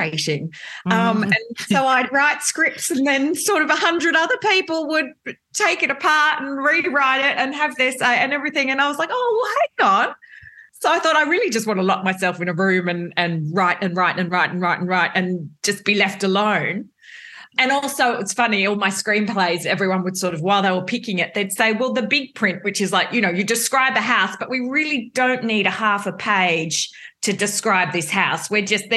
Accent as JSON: {"language": "English", "town": "Melbourne", "region": "Victoria", "country": "Australia", "tie": "born or raised there", "said": "I'm a Melbourne girl"}